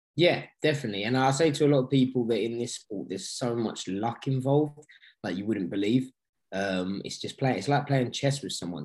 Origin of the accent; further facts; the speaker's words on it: London, United Kingdom; this is my hometown